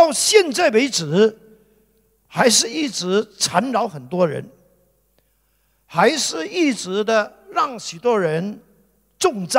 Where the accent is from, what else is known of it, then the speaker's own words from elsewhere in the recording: Guangdong, China; 就好像我们广东人所讲的，没有那么大的头，就想要戴这么大的帽子。